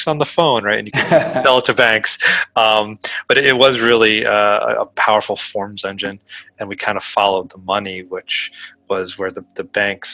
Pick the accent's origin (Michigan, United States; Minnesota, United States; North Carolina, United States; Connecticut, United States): Connecticut, United States; I grew up in Connecticut